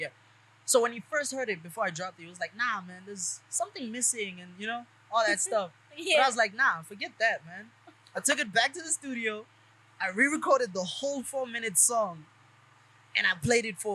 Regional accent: Pretoria, Gauteng, South Africa; I'm from Mami Lodi. I grew up in Mami Lodi

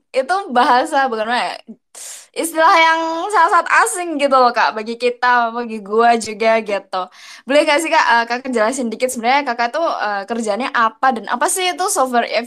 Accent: Malang, East Java, Indonesia; now in Jakarta, Indonesia; Iya, sekarang gue sayangnya tidak di Malang ya, saya merantau ke Jakarta.

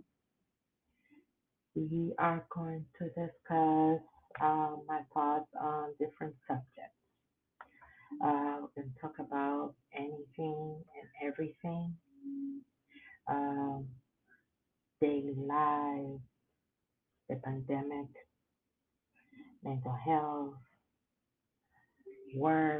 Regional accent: Puerto Rico; English is a second language; moved away as an adult; now in Waco, United States; I come from beautiful island, from Puerto Rico. I came to live in the United States in 1996, and I've been in Waco, Texas since then

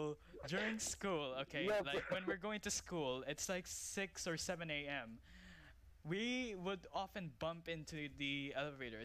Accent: Philippines; now in United Arab Emirates; I came from Philippines, so I'm a Filipino.

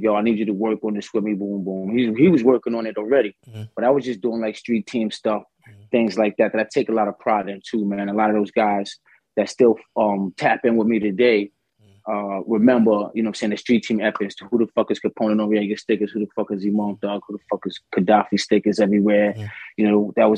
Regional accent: New York City, New York, United States; the bridge was live when I was coming up

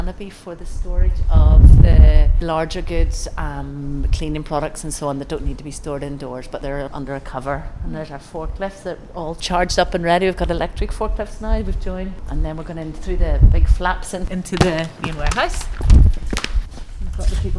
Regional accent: Belfast, Northern Ireland, United Kingdom; now in Glasgow, United Kingdom; growing up in Belfast, which I thought it left behind when I moved to Glasgow

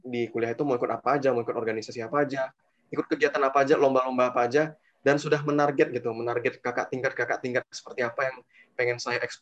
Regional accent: Medan, North Sumatra, Indonesia; now in Malang, Indonesia; Lebih tepatnya ya ketika awal saya masuk di UB masih mahasiswa baru, waktu itu ya kan saya asal dari Medan.

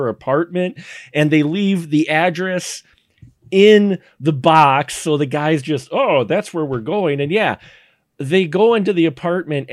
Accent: Milwaukee, Wisconsin, United States; I grew up in Milwaukee in urban areas

